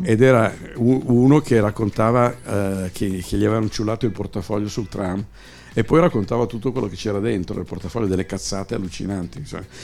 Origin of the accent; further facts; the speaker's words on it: Milan, Lombardy, Italy; sono milanese, mia mamma parlava solo dialetto.